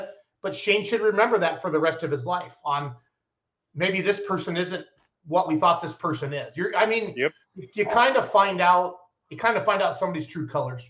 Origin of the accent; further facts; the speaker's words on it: Richland Center, Wisconsin, United States; So I will not be in Richland Center. That's my hometown pole.